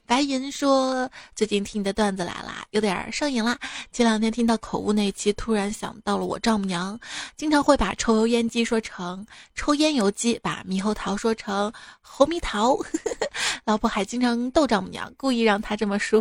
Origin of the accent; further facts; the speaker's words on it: Shaanxi, China; 在我们陕西